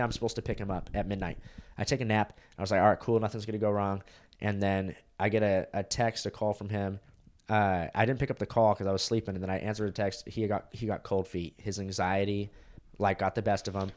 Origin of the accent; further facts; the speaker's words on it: Huntington Beach, California, United States; moved away as an adult; now in Austin, United States; That's where I was born, lived there for three years, and then I moved to California